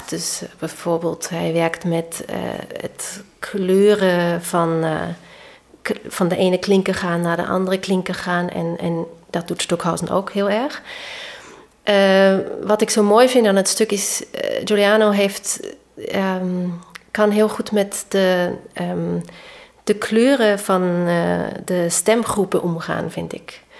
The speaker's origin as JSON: {"language": "Dutch", "region": "Vienna", "country": "Austria", "said": "Ik bedoel, ik kwam uit Wenen, hè?"}